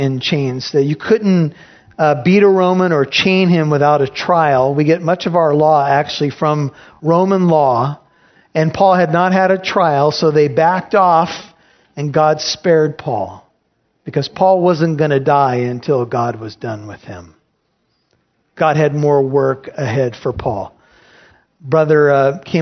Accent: United States; I'm American

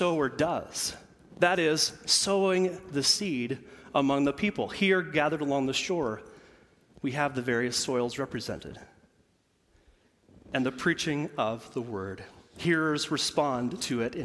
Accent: Central Illinois, United States; moved away; I am from Central Illinois

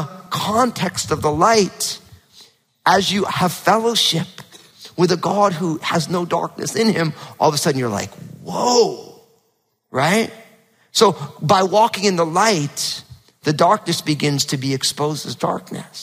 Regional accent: New Jersey, United States; also born or lived in Northwest (US); now in Pacific Northwest, United States; growing up in New Jersey, super hot, humid summers and freezing cold winters were normal

